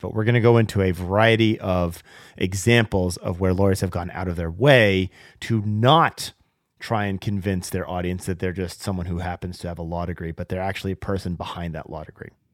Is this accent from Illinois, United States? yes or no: no; Seattle, Washington, United States; my my hometown of Seattle